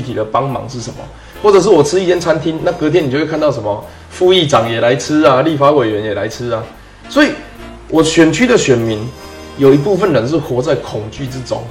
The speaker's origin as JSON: {"language": "Chinese", "country": "Taiwan", "said": "我们是台湾的一份子"}